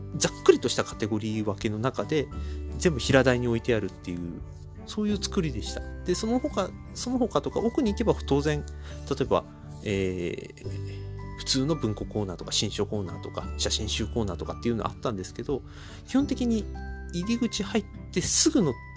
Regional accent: Chiba, Japan; 僕千葉県民なんですが

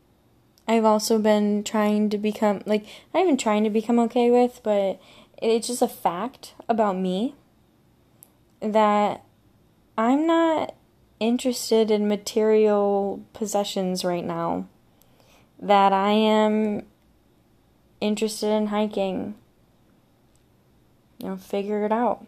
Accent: Michigan, United States; I'm from Michigan

